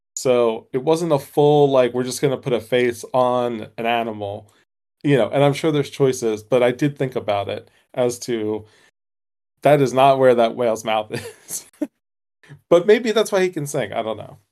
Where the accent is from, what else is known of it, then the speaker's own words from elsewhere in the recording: United States; as an American